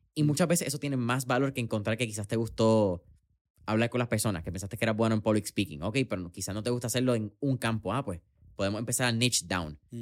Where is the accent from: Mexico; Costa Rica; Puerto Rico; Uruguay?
Puerto Rico